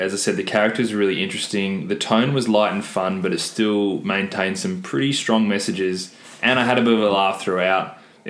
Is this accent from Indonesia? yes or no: no; Australia; We're Australian.